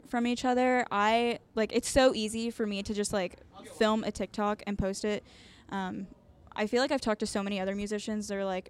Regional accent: Texas, United States; now in Denton, United States; My hometown is only an hour and a half away, but I feel like I have to, like, really plan to, like, make a trip there. But so we're, like, technically in Denton, which is right outside of Dallas

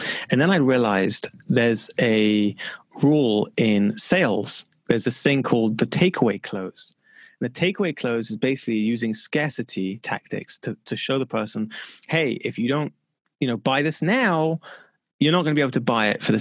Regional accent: London, United Kingdom; I grew up in London

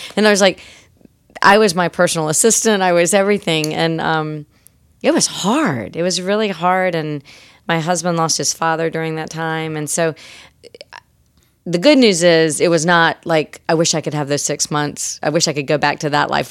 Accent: the Carolinas, United States; I'm also from Carolina.

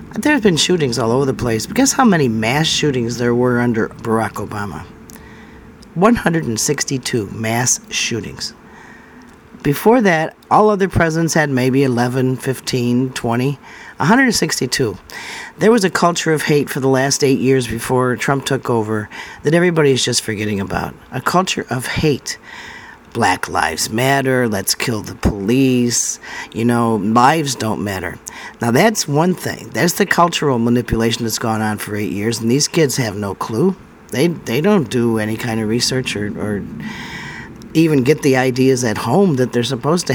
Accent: United States; us Americans

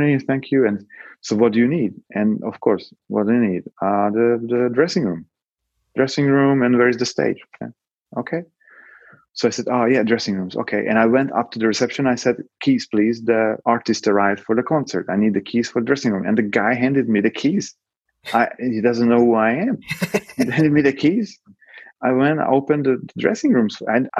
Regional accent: Hungary; moved away; also born or lived in Poland; I'm a Hungarian talking English to the dudes and asking for the keys in Polish

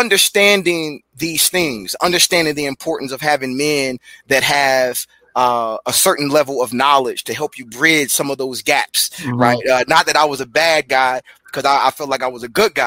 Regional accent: Chicago, Illinois, United States; moved away as an adult; also born or lived in Glenwood, Illinois; now in Charlotte, United States; I'm from Chicago originally, from 39th Street to Glenwood, Illinois

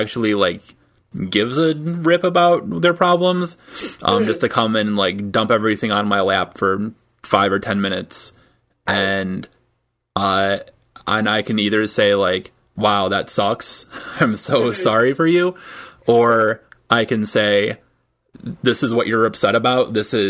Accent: Michigan, United States; moved away; also born or lived in Tampa, Florida; I grew up in Michigan, and so we do the thing with the mitten.

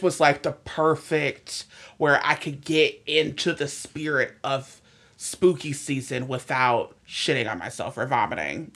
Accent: Cleveland, Ohio, United States; moved away; I'm from Cleveland originally

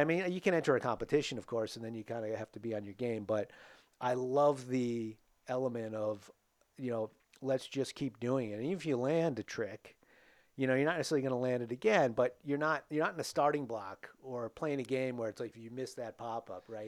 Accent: Attleboro, Massachusetts, United States; I grew up in Attleboro, um, born in seventy-one

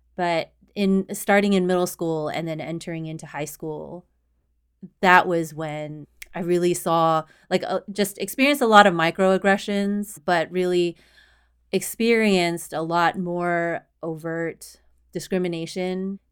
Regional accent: Houston, Texas, United States; moved away as an adult; also born or lived in Austin, Texas; now in Boston, United States; I was born and raised in Houston, Texas, and I lived in Houston and in Austin

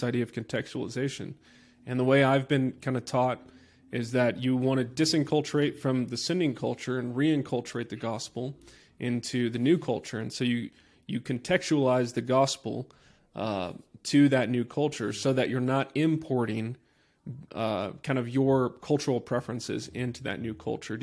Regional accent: Texas, United States; moved away as an adult; now in Boulder, United States; I'm from Texas, and I drive a truck

